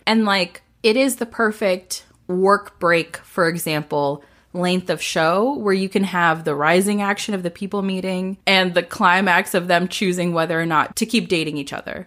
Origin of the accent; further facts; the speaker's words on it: the South, United States; We're both from the South